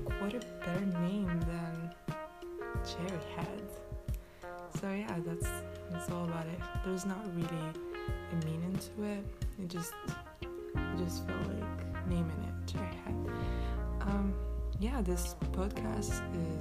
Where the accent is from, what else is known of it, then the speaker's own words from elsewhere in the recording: Morocco; I am from Morocco